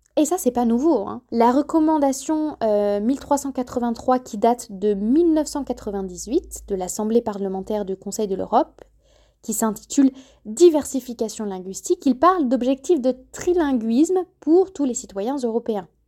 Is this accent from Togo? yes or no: no; France; first language French; nous, chers Français